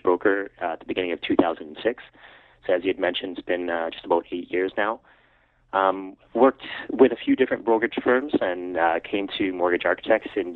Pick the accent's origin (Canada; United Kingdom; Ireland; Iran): Canada; Calgary, Alberta; I was born and raised in Calgary